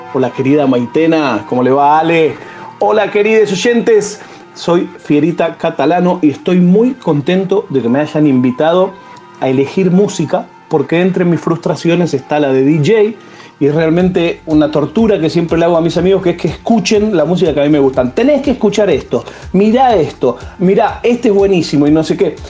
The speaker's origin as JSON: {"language": "Spanish", "country": "Argentina", "said": "siento que soy más argentino que nunca"}